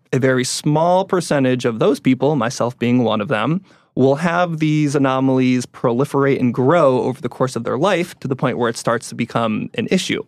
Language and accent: English; Connecticut, United States; moved away as an adult; now in San Diego, United States; I grew up in Connecticut. Uh, was there until I was about nineteen when I switched colleges and moved out here to San Diego